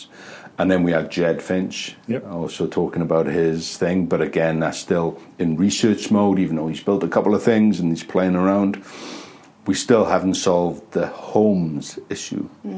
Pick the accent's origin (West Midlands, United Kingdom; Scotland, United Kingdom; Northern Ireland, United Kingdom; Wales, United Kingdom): Wales, United Kingdom; the valleys of South; also born or lived in Christchurch, New Zealand; now in Wellington, New Zealand; I'm from the valleys of South Wales.